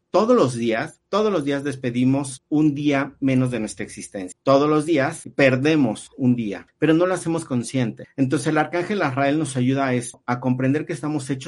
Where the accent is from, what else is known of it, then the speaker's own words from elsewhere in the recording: Mexico; nosotros como mexicanos tenemos una gran cultura en estas fechas